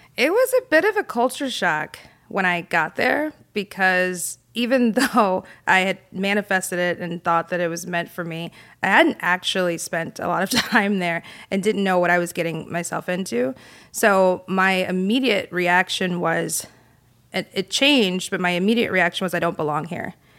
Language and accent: English; South Carolina, United States; moved away as an adult; growing up in South Carolina